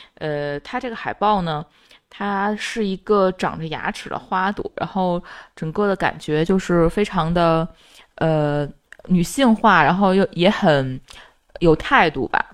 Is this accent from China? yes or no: yes; near Huangsi, Dongcheng, Beijing, China; 小时候住在黄寺那附近